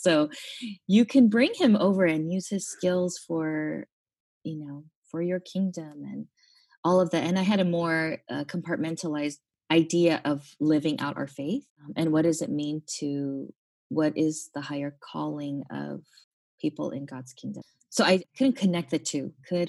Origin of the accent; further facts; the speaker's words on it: Kazakhstan; now in United States; I mentioned I grew up overseas. I grew up in Kazakhstan